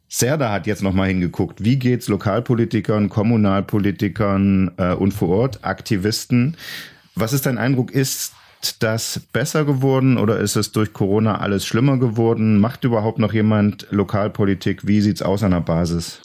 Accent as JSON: {"language": "German", "region": "East Germany", "country": "Germany", "said": "als Ossi"}